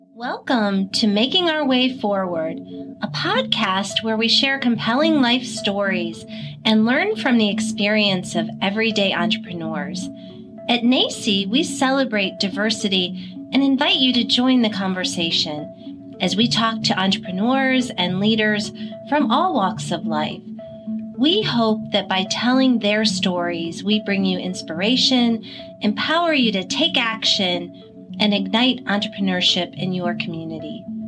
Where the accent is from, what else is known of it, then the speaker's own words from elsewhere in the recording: Akron, Ohio, United States; I grew up in Akron, Ohio